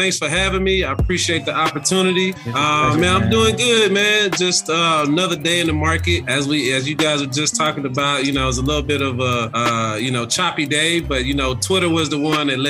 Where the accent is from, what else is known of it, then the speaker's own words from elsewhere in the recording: South Carolina, United States; moved away as an adult; now in Rancho Cucamonga, United States; growing up in South Carolina look a lot different than, you know, now being here adjacent to Los Angeles